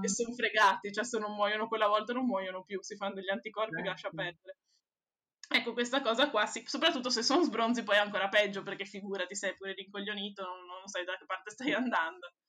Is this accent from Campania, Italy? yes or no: no; Venice, Veneto, Italy; da veneziana